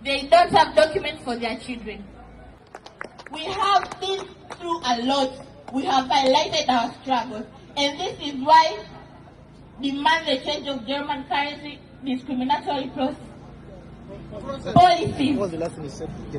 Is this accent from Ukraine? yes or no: yes; Ukraine; We are from Ukraine, we play the same war with the Ukrainians.